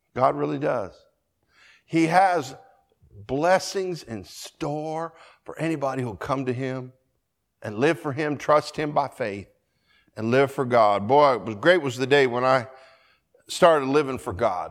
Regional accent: Colorado, United States; I grew up in Colorado

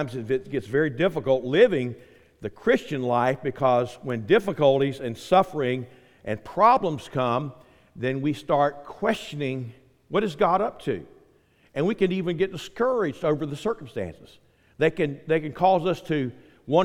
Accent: Quincy, United States; moved away; I grew up in Quincy

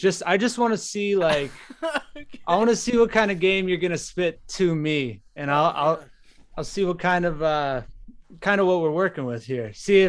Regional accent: Nebraska, United States; So I'm from Nebraska, and what we like to do for fun in Nebraska is we like to go to the cornfields

